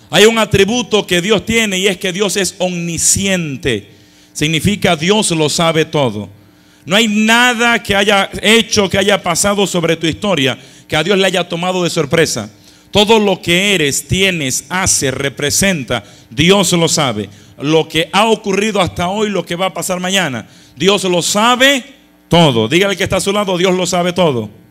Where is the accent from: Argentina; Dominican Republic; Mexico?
Dominican Republic; now in Passaic, United States; yo nací en República Dominicana, vivíamos frente a frente a nuestra parroquia